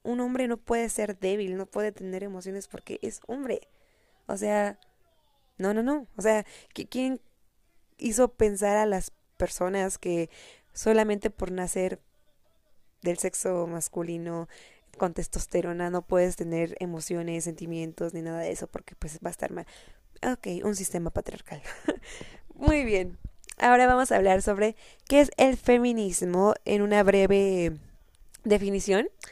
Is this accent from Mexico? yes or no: yes; Mexico; al menos en mi país, en México